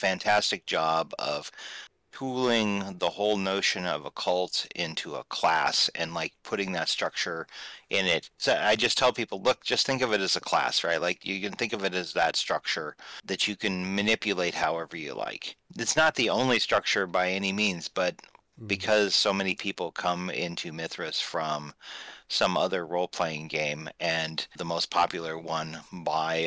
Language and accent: English; Midwestern United States, United States; I grew up in the Midwestern United States